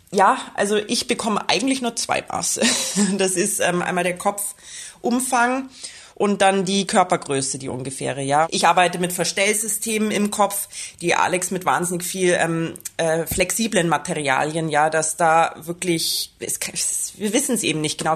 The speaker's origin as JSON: {"language": "German", "region": "Bavaria", "country": "Germany", "moved": "yes", "lives_now": "Vienna, Austria", "said": "Ich bin ja eigentlich auch aus Bayern. Also für mich ist es immer wieder so ein bisschen Heimreise."}